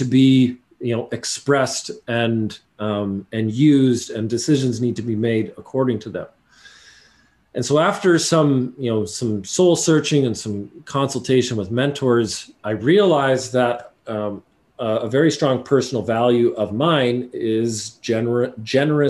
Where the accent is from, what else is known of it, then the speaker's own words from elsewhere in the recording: Canada; I'm a Canadian